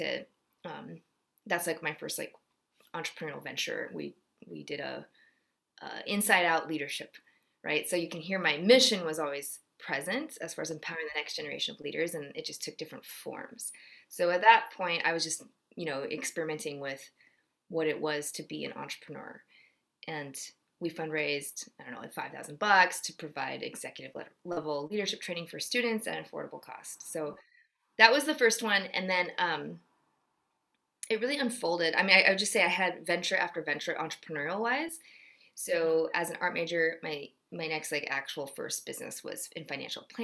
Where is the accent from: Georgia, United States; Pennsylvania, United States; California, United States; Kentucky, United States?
Georgia, United States; also born or lived in Ohio / Texas; I was born in Ohio. My parents were both born in Seoul, Korea, and immigrated in college and met there. And so I'm second generation and had a brief stint in Texas and then mostly grew up in Georgia